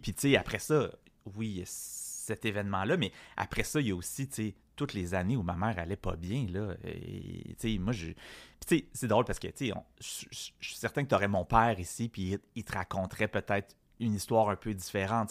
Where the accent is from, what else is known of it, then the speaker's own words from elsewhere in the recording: Quebec, Canada; j'ai été élevé dans un milieu extrêmement francophone